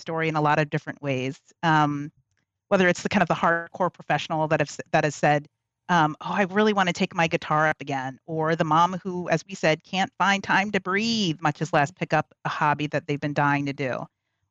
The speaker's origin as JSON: {"language": "English", "region": "Texas", "country": "United States", "said": "I'm from Texas"}